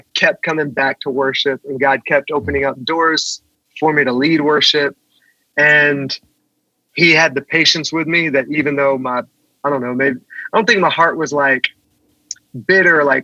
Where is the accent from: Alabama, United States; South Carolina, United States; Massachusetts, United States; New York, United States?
South Carolina, United States; I grew up in the church in South Carolina.